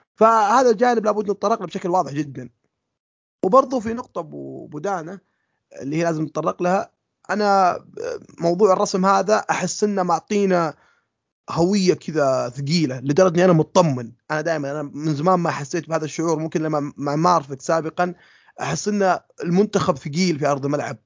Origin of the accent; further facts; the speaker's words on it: Saudi Arabia; إحنا السعودية